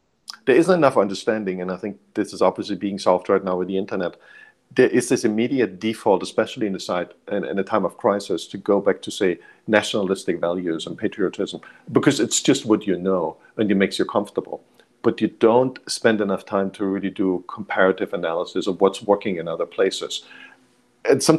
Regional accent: Germany; I grew up in Germany, which doesn't really have that culture.

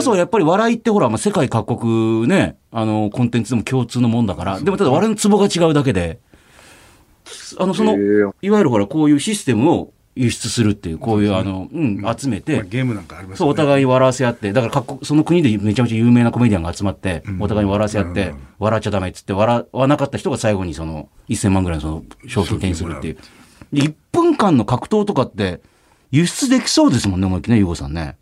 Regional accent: Kumamoto, Japan; 私、総口の地元熊本

